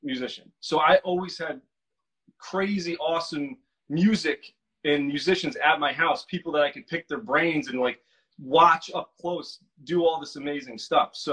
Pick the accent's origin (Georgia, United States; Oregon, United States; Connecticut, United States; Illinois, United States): Connecticut, United States; Milford; also born or lived in New York; I grew up on the East Coast. I'm an East Coast guy, Connecticut, in a town called Milford, Connecticut